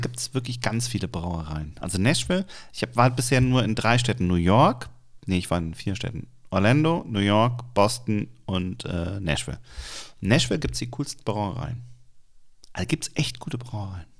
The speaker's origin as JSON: {"language": "German", "town": "Cologne", "region": "North Rhine-Westphalia", "country": "Germany", "said": "wir kommen übrigens aus Cologne."}